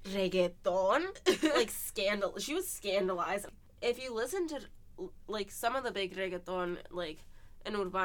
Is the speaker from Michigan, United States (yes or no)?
yes; Farmington Hills, Michigan, United States; also born or lived in Mexico; I moved to Michigan when I was 6 years old. And I grew up in Farmington Hills, Michigan